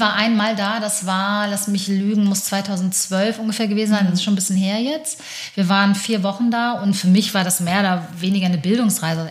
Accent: Hamburg, Germany; ich bin in Hamburg aber geboren und aufgewachsen

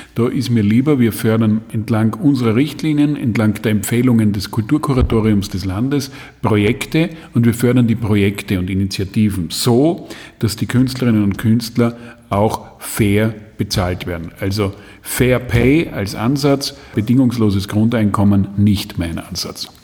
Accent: Graz, Styria, Austria; Ich bin Grazer

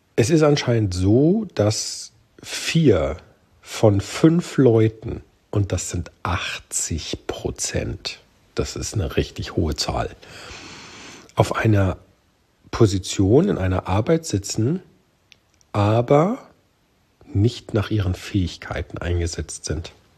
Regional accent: Germany; bei uns in Deutschland

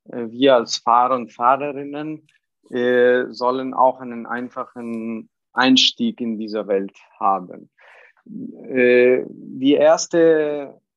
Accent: Italy; born there; Ich bin gebürtiger Italiener, aber äh, schon länger auch in, äh, im, im deutschen und internationalen Bereich tätig.

